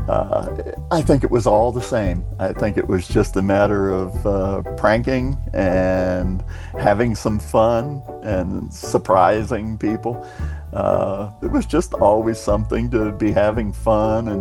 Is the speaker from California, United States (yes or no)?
no; Clearwater, Florida, United States; I'm from Clearwater, Florida. Spent most all of my life there